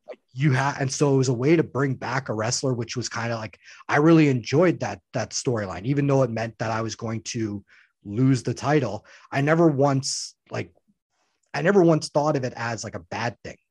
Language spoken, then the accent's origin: English; Saskatchewan, Canada; now in Winnipeg, Canada; I'm born from Saskatchewan. That's kind of my home.